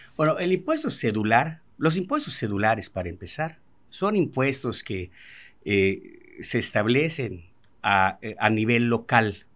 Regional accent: Mérida, Yucatán, Mexico; yo soy nacido y crecido aquí en Mérida, Yucatán

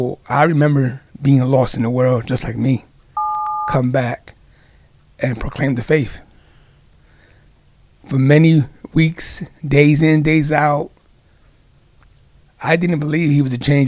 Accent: New York City, New York, United States; I grew up in Far Rockaway, New York.

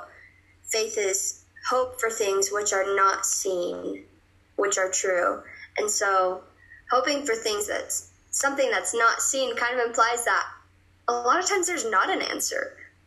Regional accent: Michigan, United States; moved away as an adult; now in Provo, United States; I'm from Michigan

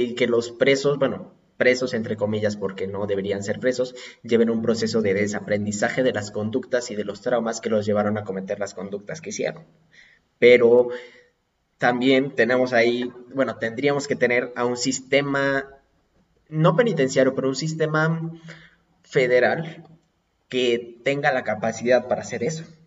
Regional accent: Puebla, Mexico; yo soy poblano

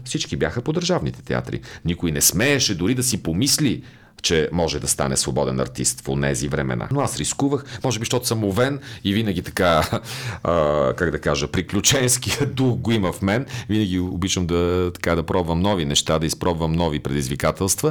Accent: Botevgrad, Sofia Province, Bulgaria; Ботевград, разбира се, моя роден град

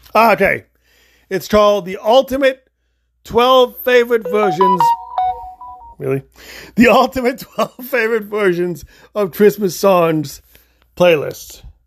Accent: Illinois, United States; moved away; also born or lived in Florida; I'm only originally from Illinois. I've only lived in Illinois and Florida.

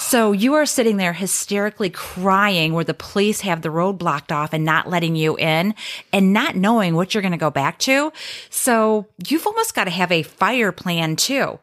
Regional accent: Midwest, United States; moved away as an adult; also born or lived in South Florida; I am from the Midwest, but spent thirteen years in, in South Florida

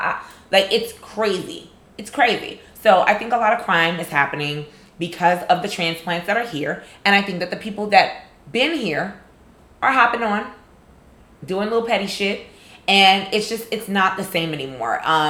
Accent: New York City, New York, United States; now in Atlanta, United States; as a New Yorker

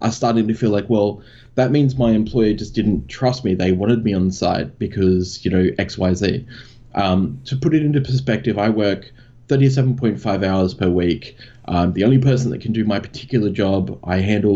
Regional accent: Australia; this weird accent that I have, I'm Australian.

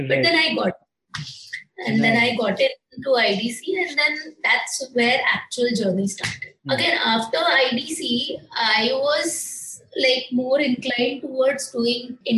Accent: Maharashtra, India; born or raised there; moved away as an adult; also born or lived in Mumbai / Pune

